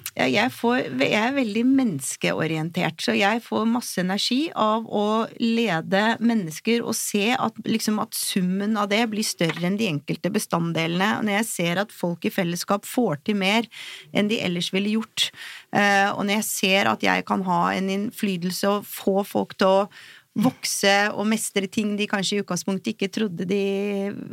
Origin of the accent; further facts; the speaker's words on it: Oslo, Norway; jeg er fra Oslo, og bor her